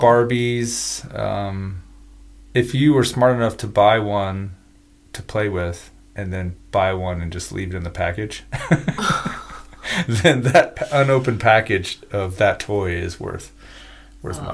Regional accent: United States; I'm just an American. So I'm in I'm in America

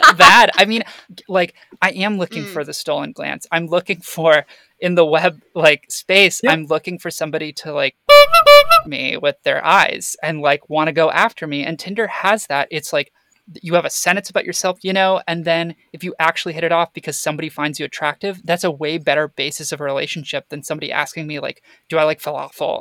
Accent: Florida, United States; I grew up in Florida.

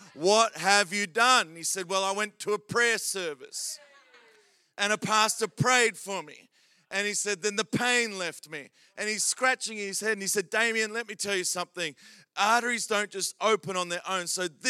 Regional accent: Adelaide, South Australia, Australia; I grew up in C3 in Adelaide in a place called Glenelg.

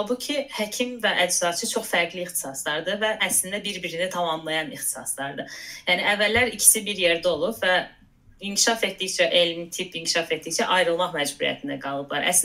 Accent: Azerbaijan; moved away as an adult; Azərbaycandan gəldiyim üçün, yəni hardasa şərq mədəniyyəti, nə bilim, türk mənşəli olduğum üçün

